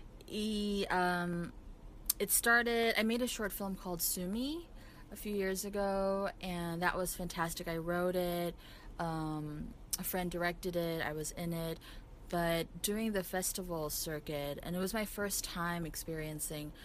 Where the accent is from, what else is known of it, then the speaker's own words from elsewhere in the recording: South Korea; moved away; growing up in Korea mostly I wasn't really exposed to the stand-up comedy culture